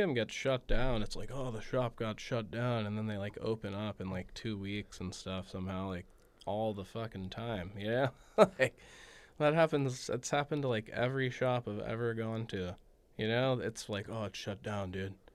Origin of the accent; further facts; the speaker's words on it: Los Angeles, California, United States; growing up in the San Fernando Valley, like, the heart of weed